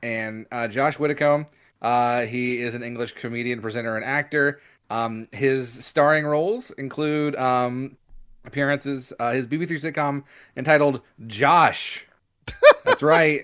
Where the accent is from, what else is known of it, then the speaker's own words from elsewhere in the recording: United States; we're American